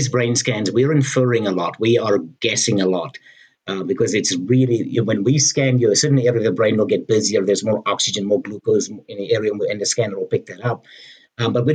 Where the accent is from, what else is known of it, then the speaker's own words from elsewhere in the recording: United States; I'm an American